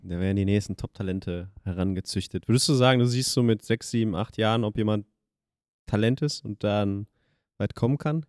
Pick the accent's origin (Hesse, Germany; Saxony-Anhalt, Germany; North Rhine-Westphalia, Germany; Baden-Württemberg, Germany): North Rhine-Westphalia, Germany; Schwerte; da wo ich aufgewachsen bin in Schwerte